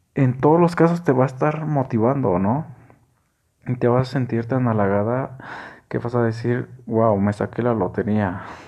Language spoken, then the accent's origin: Spanish; Mexico; estamos tan marcados como mexicanos